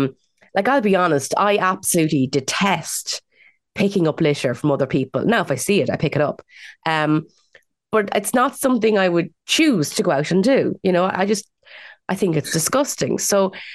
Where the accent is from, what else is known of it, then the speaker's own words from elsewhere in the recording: Midlands, Ireland; growing up in the Midlands